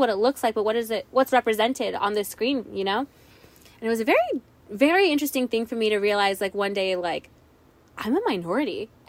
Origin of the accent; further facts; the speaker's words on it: San Antonio, Texas, United States; I grew up in San Antonio, right?